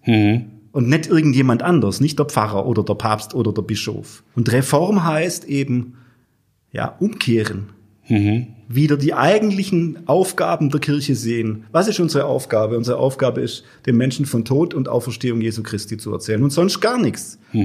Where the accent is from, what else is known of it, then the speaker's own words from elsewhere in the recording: Germany; in meiner Heimatgemeinde Würth